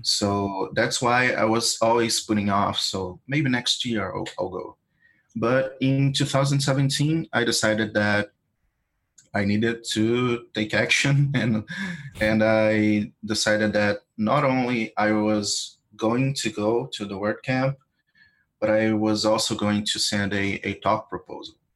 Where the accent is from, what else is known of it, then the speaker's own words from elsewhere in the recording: Brazil; I'm from Brazil